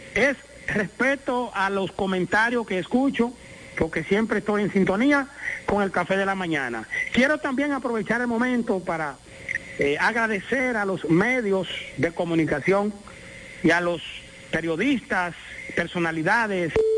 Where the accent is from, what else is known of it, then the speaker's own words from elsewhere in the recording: La Romana, Dominican Republic; a mi pueblo de la romana